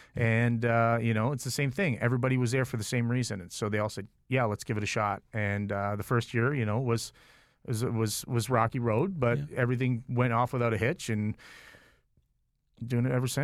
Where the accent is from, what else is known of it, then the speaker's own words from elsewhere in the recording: Toronto, Ontario, Canada; And I'm from Toronto, and I've worked with all the best in Toronto.